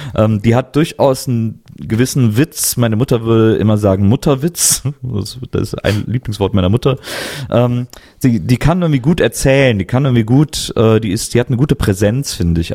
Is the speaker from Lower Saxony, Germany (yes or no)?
no; Cologne, North Rhine-Westphalia, Germany; moved away; ich komme ja eigentlich aus Köln